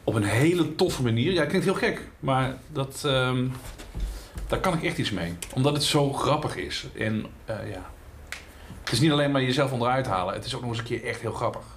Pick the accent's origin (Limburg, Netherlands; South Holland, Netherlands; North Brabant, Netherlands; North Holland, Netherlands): Limburg, Netherlands; Dus ik ben geboren en getogen in Limburg, de provincie van lekker eten en lekker drinken. Dat hoor je niet misschien